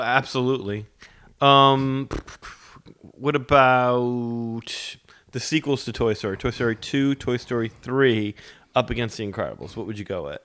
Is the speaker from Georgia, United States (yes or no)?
no; New Orleans, Louisiana, United States; we're from New Orleans